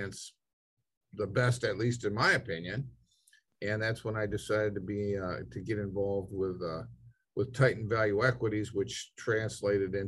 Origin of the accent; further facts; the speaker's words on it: Detroit, Michigan, United States; I grew up in Detroit and wanted to be a member of the big three